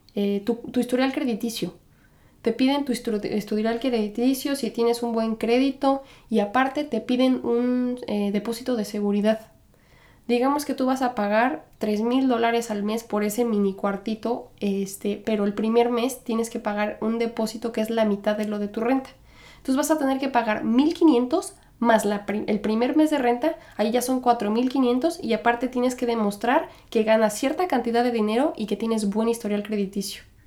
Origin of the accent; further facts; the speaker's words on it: Mexico; moved away as an adult; now in New York, United States; Yo soy mexicana. Crecí y me criaron y, todo como mexicana